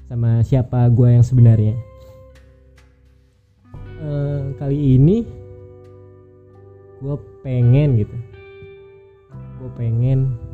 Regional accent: Bandung, West Java, Indonesia; born there; umur gue 26 tahun gue lahir di Bandung 7 Januari 1995

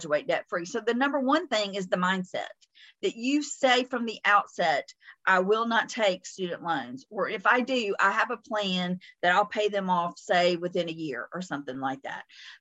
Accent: the South, United States; accent: Southern; my Southern accent

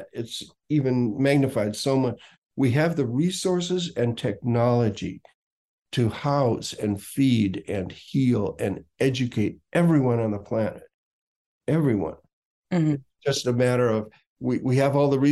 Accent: Minneapolis, Minnesota, United States; moved away as an adult; I came from Minneapolis when I was 21 to San Francisco

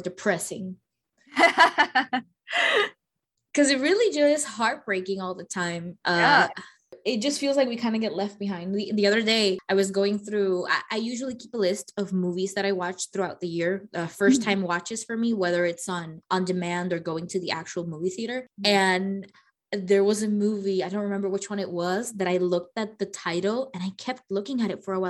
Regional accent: Puerto Rico; we in Puerto Rico

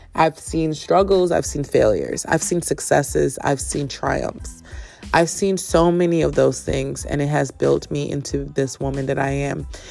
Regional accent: Jamaica; I am Jamaican. I was born there. Yes, represent Kingston, represent St. St. St. Catherine and Portmore.

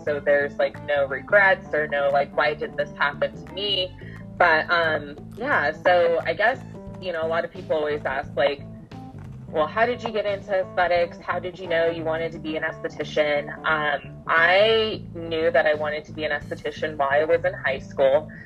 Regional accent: Colorado Springs, Colorado, United States; now in Denver, United States; I grew up in Colorado Springs, Colorado, and now I live in Denver

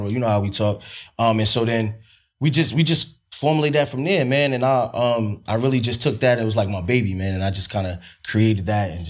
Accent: East Orange, New Jersey, United States; also born or lived in down south; Jersey. I'm from East Orange.

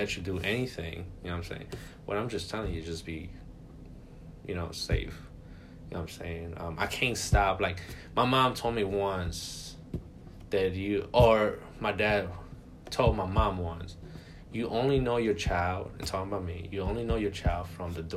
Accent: New York, United States; I grew up in New York

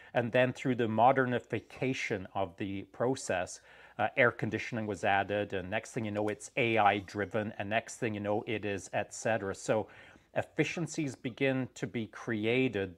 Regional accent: England, United Kingdom; now in Canada; when I was growing up in England before we moved to Canada

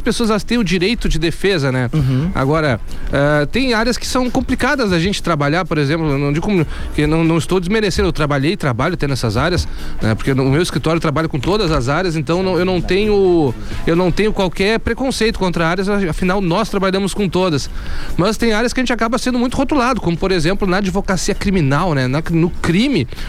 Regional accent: Pelotas, Rio Grande do Sul, Brazil; sou natural de Pelotas e resido aqui até hoje

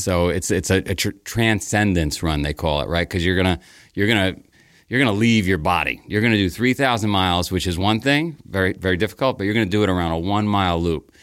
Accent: New York City, New York, United States; So I grew up in Queens. I grew up in a, a town called Howard Beach

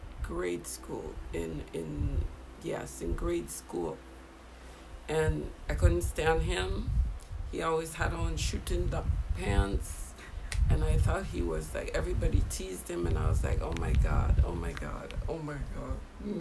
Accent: St. Croix, U.S. Virgin Islands; also born or lived in St. Martin; Your dad and I met when I was 11 years old, living in St. Croix.

